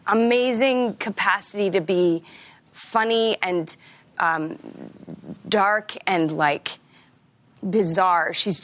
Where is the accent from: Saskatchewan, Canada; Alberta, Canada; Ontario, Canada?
Saskatchewan, Canada; Regina; I'm from Regina.